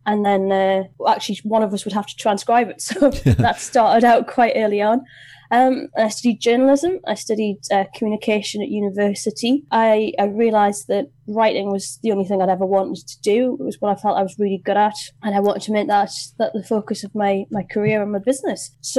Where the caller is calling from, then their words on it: Gateshead, North East England, United Kingdom; So I am Zooming you from Gateshead, which is the other side of the water to Newcastle upon Tyne.